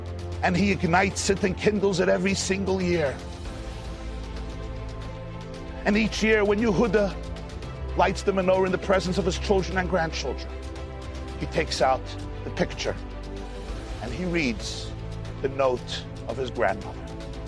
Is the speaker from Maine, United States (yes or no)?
no; New York, United States; We grew up together in Yeshiva in New York.